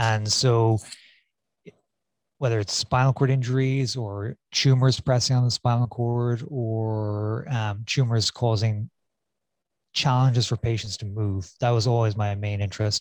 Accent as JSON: {"language": "English", "town": "Cork", "region": "Munster", "country": "Ireland", "tie": "born or raised there", "also_born_or_lived": "St. Louis, United States / San Francisco, United States", "moved": "as an adult", "lives_now": "Phoenix, United States", "said": "I'm born and raised in Ireland in Cork, and did my medical school in Cork"}